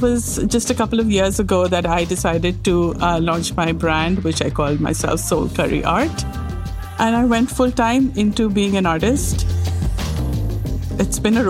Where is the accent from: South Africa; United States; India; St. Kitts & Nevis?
India; moved away as an adult; also born or lived in New Delhi, India; now in Montreal, Canada; I grew up in India